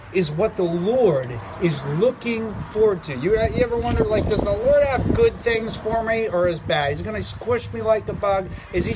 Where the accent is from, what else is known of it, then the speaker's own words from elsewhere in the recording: Philadelphia, Pennsylvania, United States; moved away; I come from Philadelphia, right? City of brotherly love